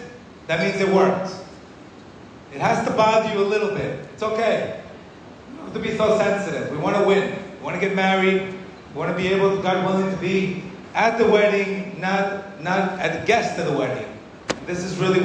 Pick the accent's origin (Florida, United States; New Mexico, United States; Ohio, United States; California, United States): Florida, United States; Miami; when I was 23, 24, growing up in Miami, completely lost